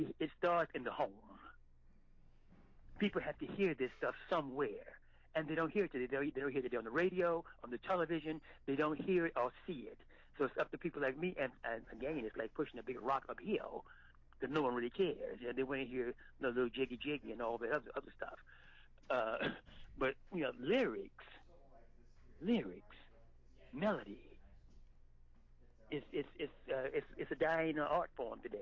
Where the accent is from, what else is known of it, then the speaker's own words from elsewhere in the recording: Baton Rouge, Louisiana, United States; moved away; I'm from Baton Rouge, Louisiana. I grew up in 1953, late 50s and 60s.